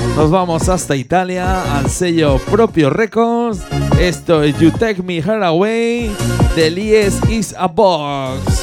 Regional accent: Gelsa, Aragon, Spain; mi pueblo, en Gelsa

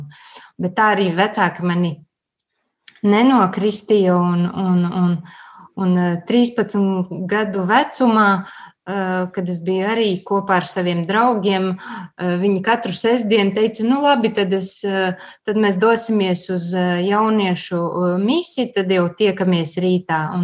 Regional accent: Latvia; born there; Esmu Latvijai, esmu dzimusi Latvijā, esmu arī kopienā konsekrēta māsa un arī es esmu katoliete.

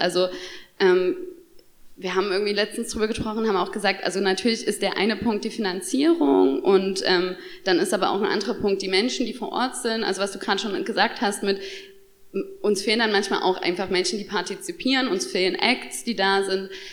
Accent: Chemnitz, Saxony, Germany; Ich komme aus Chemnitz

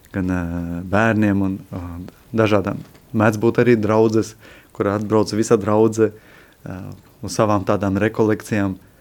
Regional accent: Latvia; moved away as an adult; now in Lithuania; esmu latvietis. Jau 13 gadus esmu prom no Latvijas

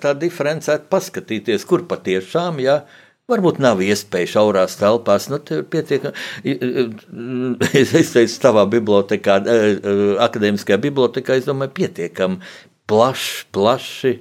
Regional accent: Latvia

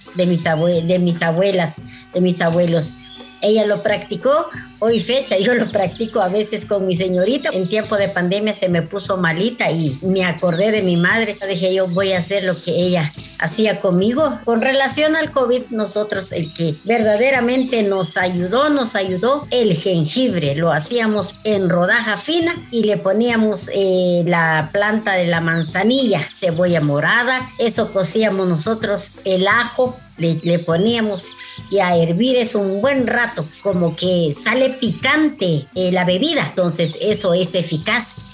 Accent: Totonicapán, Guatemala; first language K'iche'; Spanish is a second language; soy de Totonicapán, soy del, soy del idioma maya quiché.

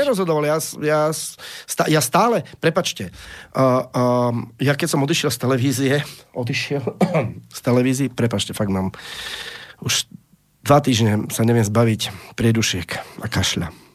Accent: Slovakia; Ja som Slovák

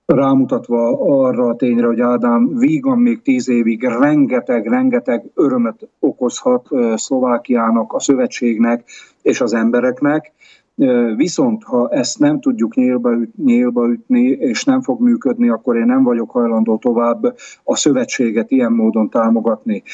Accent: Hungary; now in Tomsk, Russia; magyarként nyugodtan

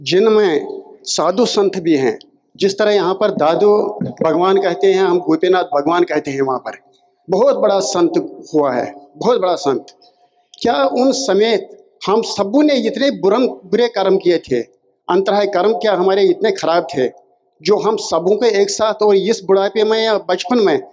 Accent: Jammu and Kashmir, India; moved away; निर्मा जी मैं कश्मीर का रहने वाला हूँ अच्छा और यहाँ अपनी धर्म पत्नी के साथ आया हूँ

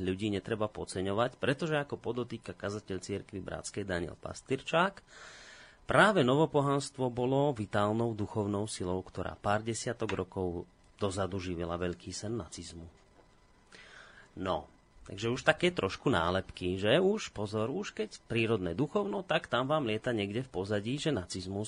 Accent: Slovakia; ja som hrdý na to, že som Slovák, ja mám rád to, že žijem na Slovensku

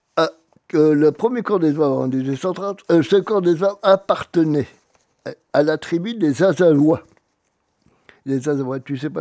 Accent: Auvergne-Rhône-Alpes, France; chez nous, en Auvergne

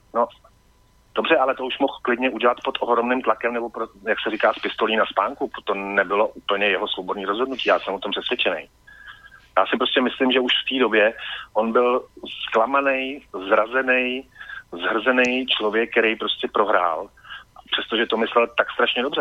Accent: a small village outside Prague, Central Bohemian Region, Czechia; já jsem vyrostl za Prahou v relativně malý vesnici, asi já nevím, 900 lidí

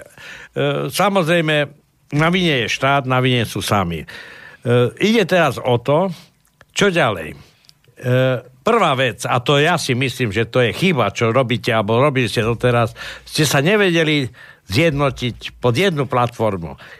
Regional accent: Košice, Košice Region, Slovakia; vyrastal som v Košiciach

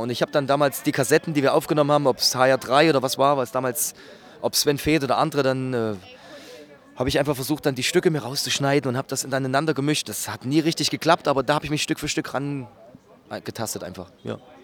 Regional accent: Gera, Thuringia, Germany; bei uns in Gera

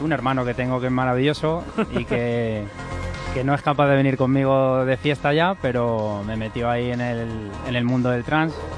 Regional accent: Fuenlabrada, Community of Madrid, Spain; yo soy de Fuela

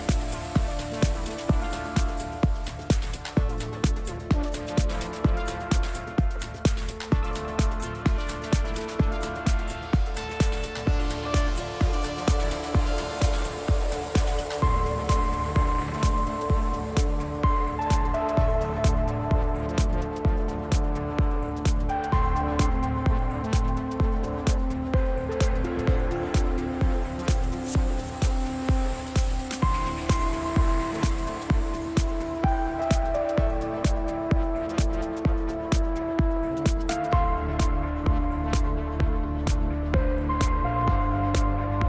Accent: Austria; I am from Austria

